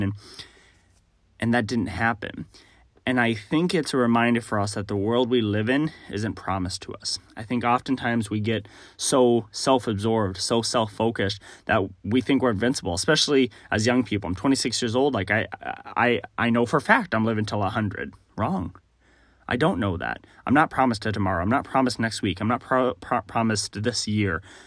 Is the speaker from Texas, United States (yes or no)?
yes; Texas, United States; I grew up in Texas